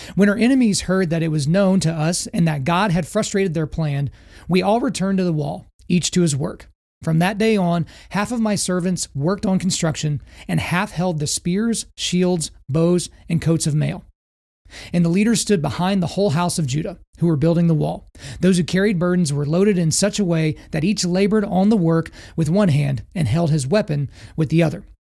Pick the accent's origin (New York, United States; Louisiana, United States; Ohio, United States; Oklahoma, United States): Oklahoma, United States; I grew up in Oklahoma